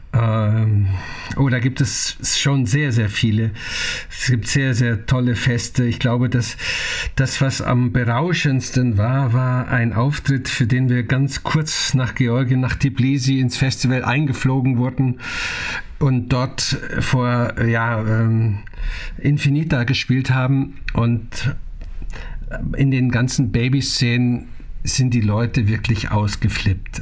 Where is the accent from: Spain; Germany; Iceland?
Germany; also born or lived in Naila, Bavaria; ich bin ein, hundertprozentiger Vogtländer. Und zwar meine Mutter kommt aus dem sächsischen Vogtland